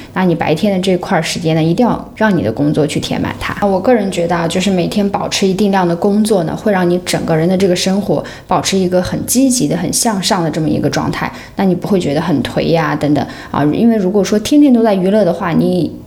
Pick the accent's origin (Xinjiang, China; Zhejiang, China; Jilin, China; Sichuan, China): Xinjiang, China; now in Hong Kong; 像我们是新疆人啊